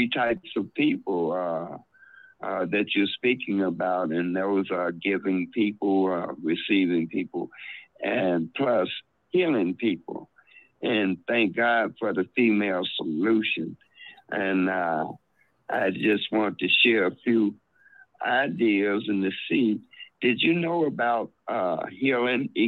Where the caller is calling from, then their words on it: Chicago, Illinois, United States; This is Minister … from Chicago.